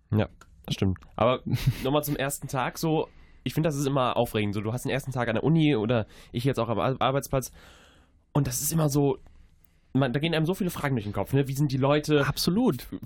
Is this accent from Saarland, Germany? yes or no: no; Leverkusen, North Rhine-Westphalia, Germany; ich komme aus Leverkusen.